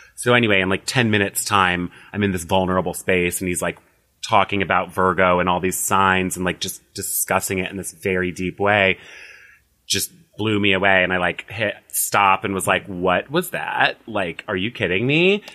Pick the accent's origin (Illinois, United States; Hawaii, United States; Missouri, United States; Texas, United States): Illinois, United States; moved away as an adult; also born or lived in Las Vegas / Los Angeles; now in West Hollywood, United States; I'm from Illinois originally, moved to Las Vegas in twenty eleven